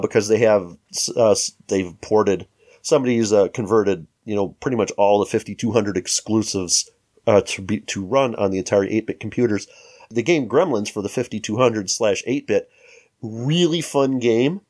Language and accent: English; Chicago, Illinois, United States; We're from the Chicago metro area